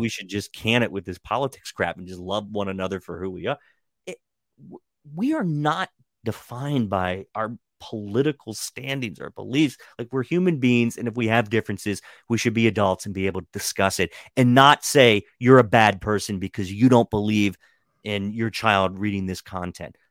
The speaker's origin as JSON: {"language": "English", "region": "Western Maryland", "country": "United States", "tie": "born or raised there", "said": "growing up in Western Maryland"}